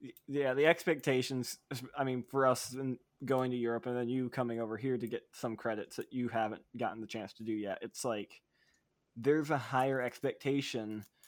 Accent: United States; I'm an American

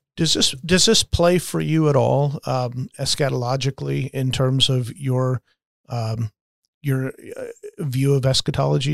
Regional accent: United States

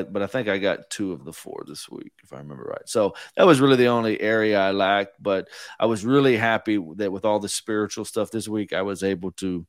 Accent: Houston, Texas, United States; we're from Houston

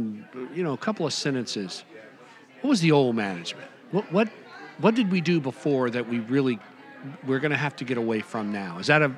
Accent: Fort Pierce, Florida, United States; Jerry, gosh, you and I go way back in Fort Pierce.

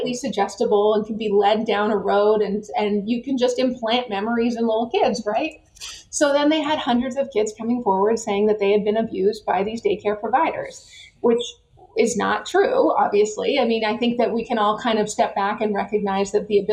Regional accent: Canada; now in United States; a kid that grew up in Canada

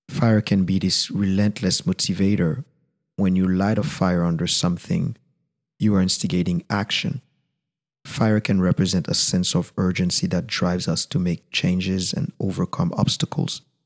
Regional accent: Haiti; first language Haitian Creole; English is a second language; my mother tongue, Creole

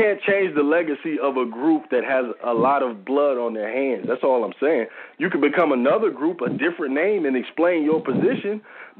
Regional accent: Illinois, United States; I'm from Illinois.

